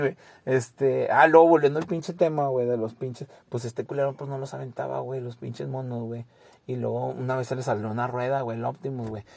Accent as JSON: {"language": "Spanish", "town": "San Pedro Garza García", "region": "Nuevo León", "country": "Mexico", "tie": "born or raised there", "lives_now": "Santa Catarina, Mexico", "said": "yo nací en San Pedro"}